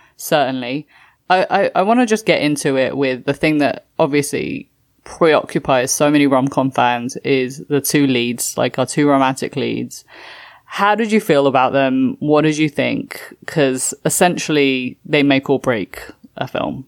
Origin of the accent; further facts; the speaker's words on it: London, United Kingdom; moved away as an adult; also born or lived in Toronto, Canada / Walthamstow, London; now in New York, United States; I grew up in London and I'm now living in New York